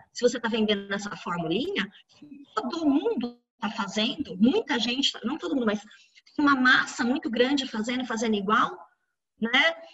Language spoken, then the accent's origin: Portuguese; Pirajuí, São Paulo, Brazil; Ah, eu sei, eu sou de Pirajuí, eu sei, tá?